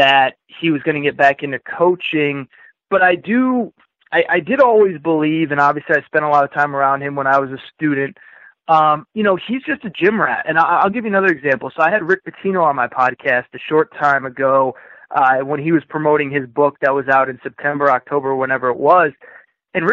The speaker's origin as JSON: {"language": "English", "town": "West Hartford", "region": "Connecticut", "country": "United States", "tie": "born or raised there", "moved": "yes", "said": "where I grew up in West Hartford, Connecticut"}